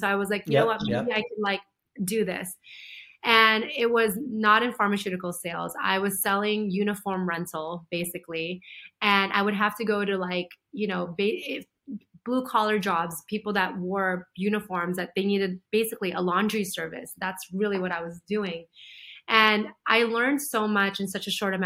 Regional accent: United States; also born or lived in Philippines; I was born in the Philippines, but beyond the Philippines, I'd never gone out of the country ever since moving to America when I was 7.

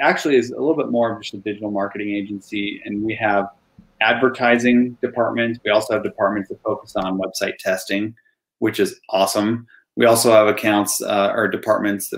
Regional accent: Provo, Utah, United States; also born or lived in Mapleton, Utah; I grew up in Provo, which is near and dear to my heart.

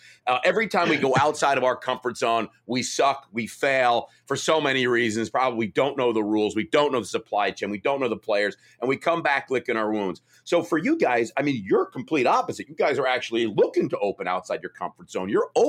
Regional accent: New York, United States; Because when we like go to Chicago, we thought, oh man, we're from New York, everyone's going to love our brand.

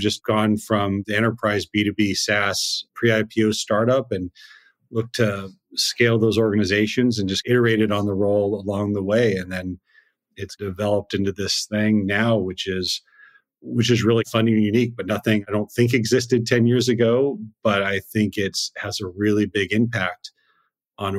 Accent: Seattle, Washington, United States; I grew up in Seattle

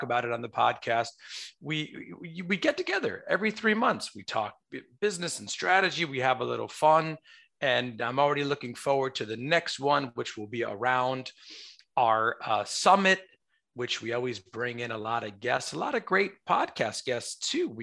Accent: New York, United States; I'm a New Yorker

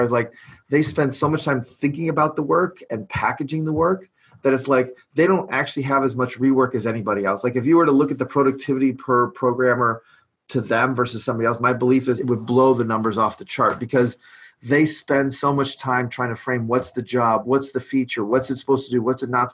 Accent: Detroit, Michigan, United States; I'm from Detroit

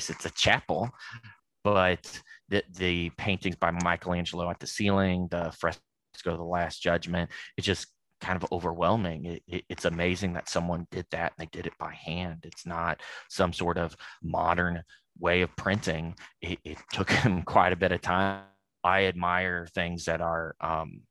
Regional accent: Louisville, Kentucky, United States; now in Indianapolis, United States; I'm from Louisville, Kentucky myself.

